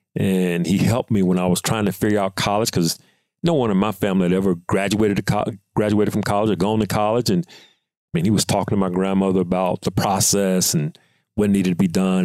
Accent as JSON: {"language": "English", "region": "Mississippi", "country": "United States", "said": "we're both being from Mississippi"}